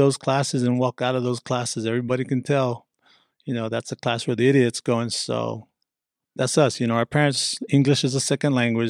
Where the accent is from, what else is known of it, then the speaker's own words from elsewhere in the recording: Hawaii, United States; So I grew up on the North Shore of Hawaii.